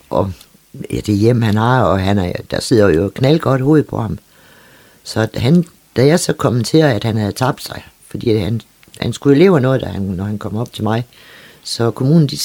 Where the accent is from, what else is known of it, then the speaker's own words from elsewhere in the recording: Copenhagen, Capital Region of Denmark, Denmark; jeg er jo født og opvokset i København